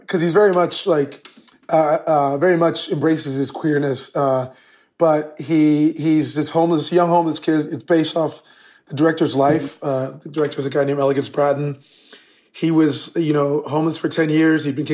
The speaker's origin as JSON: {"language": "English", "country": "United States", "tie": "born or raised there", "said": "we were born in the U.S. and we were raised here in the United States"}